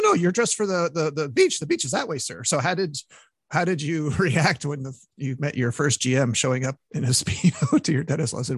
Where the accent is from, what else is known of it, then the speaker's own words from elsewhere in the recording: Montreal, Quebec, Canada; from Montreal, my hometown